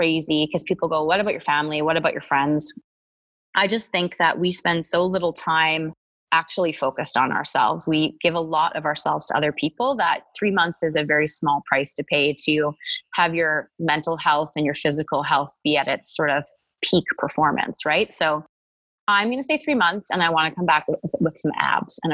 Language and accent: English; Edmonton, Alberta, Canada; now in Calgary, Canada; I grew up in Edmonton and I went to the University of Alberta for 2 years and then came to Calgary to get my degree